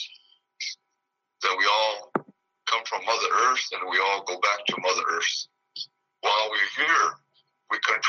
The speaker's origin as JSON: {"language": "English", "area": "Pine Ridge Indian Reservation", "region": "South Dakota", "country": "United States", "said": "I'm from the Pine Ridge Indian Reservation in the state of South Dakota"}